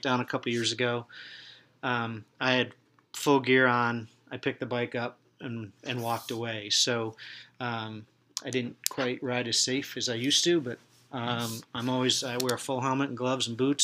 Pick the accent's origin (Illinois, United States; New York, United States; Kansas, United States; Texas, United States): New York, United States; Finger Lakes; moved away; I grew up in the Finger Lakes